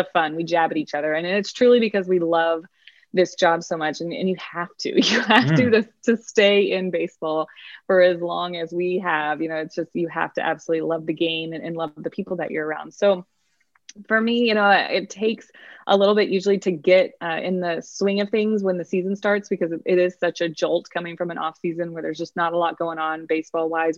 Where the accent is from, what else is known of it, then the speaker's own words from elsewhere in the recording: Texas, United States; accent: Texas; my Texas accent